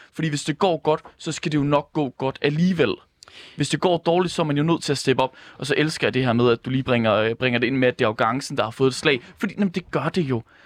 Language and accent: Danish; Ringkøbing-Skjern Municipality, Central Denmark Region, Denmark; nu er jeg selv fra Ringkøbing Skjern Kommune